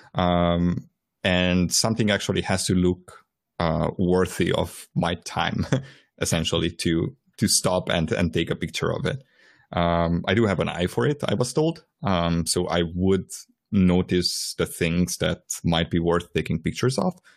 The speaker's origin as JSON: {"language": "English", "region": "Transylvania", "country": "Romania", "tie": "born or raised there", "moved": "yes", "said": "I was born in Transylvania"}